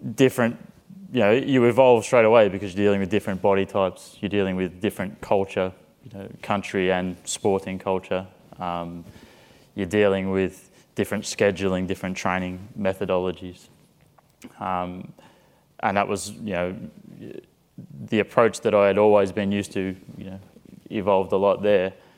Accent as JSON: {"language": "English", "country": "Australia", "tie": "born or raised there", "also_born_or_lived": "Liverpool, United Kingdom", "moved": "as an adult", "lives_now": "San Antonio, United States", "said": "I went back to Australia, to my hometown"}